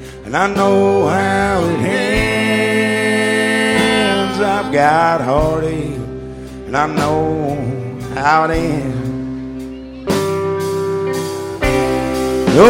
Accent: Lexington, Kentucky, United States; I'm from Lexington, Kentucky

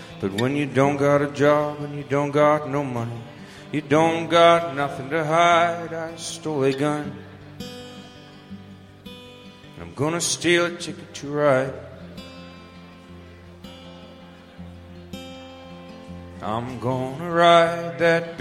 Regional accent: suburbs outside of Vancouver, British Columbia, Canada; I grew up in the suburbs outside of Vancouver.

